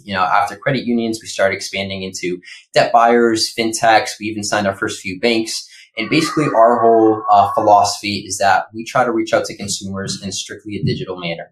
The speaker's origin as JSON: {"language": "English", "town": "Boston", "region": "Massachusetts", "country": "United States", "tie": "born or raised there", "moved": "yes", "lives_now": "Los Angeles, United States", "said": "I grew up in Boston"}